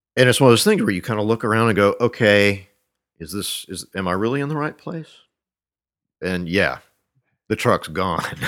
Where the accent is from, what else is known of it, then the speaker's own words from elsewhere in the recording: Monroe, Louisiana, United States; moved away as an adult; also born or lived in Shreveport, Louisiana / Ruston, Louisiana / Iowa; I was born in Shreveport and grew up in Monroe, which is about 800 miles east of there. Uh, also lived in a little town between those two called Ruston, uh, home of Louisiana Tech. Um, but didn't really leave North Louisiana until uh, I went to grad school in Iowa